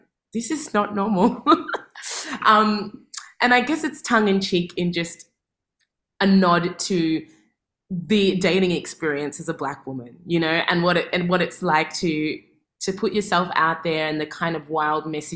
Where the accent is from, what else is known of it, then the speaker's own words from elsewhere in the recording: Melbourne, Victoria, Australia; I'm from Melbourne